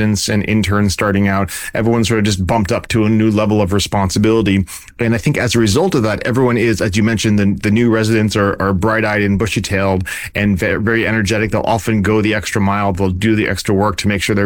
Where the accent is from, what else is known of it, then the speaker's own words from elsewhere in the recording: Vermont, United States; moved away as an adult; now in California, United States; I grew up in Vermont where it was, went to medical school in Vermont